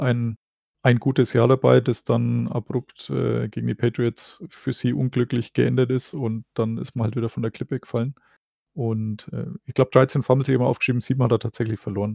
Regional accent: Germany; als Deutscher

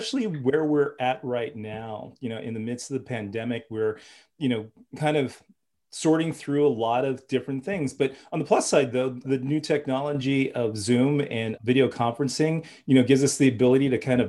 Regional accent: Los Angeles, California, United States; also born or lived in Berkeley, California; I'm actually from Los Angeles myself. I grew up in LA, but I went to school at Berkeley.

